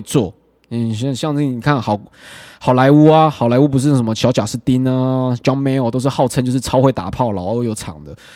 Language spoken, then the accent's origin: Chinese; Hualien County, Taiwan; now in Taipei, Taiwan; 我明明在台北待那么久，我在花， 我只要在交友软体讲说我是花莲人